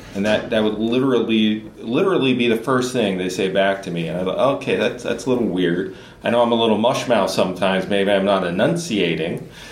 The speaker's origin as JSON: {"language": "English", "region": "Southern Illinois", "country": "United States", "tie": "born or raised there", "also_born_or_lived": "Boston area / Silicon Valley", "moved": "as an adult", "lives_now": "Minnesota, United States", "said": "I come from Southern Illinois"}